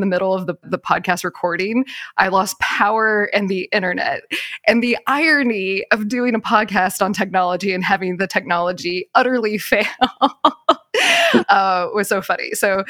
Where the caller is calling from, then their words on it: Cincinnati, Ohio, United States; And I'm broadcasting from Cincinnati, Ohio.